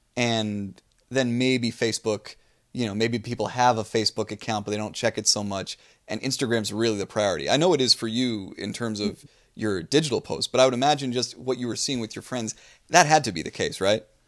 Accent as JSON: {"language": "English", "region": "New Jersey", "country": "United States", "tie": "born or raised there", "moved": "yes", "said": "I grew up in New Jersey"}